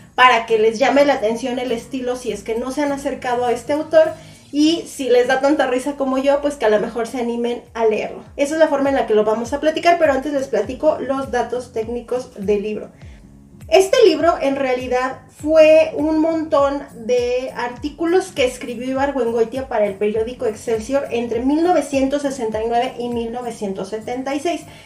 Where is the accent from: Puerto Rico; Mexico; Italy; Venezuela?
Mexico; yo que soy de México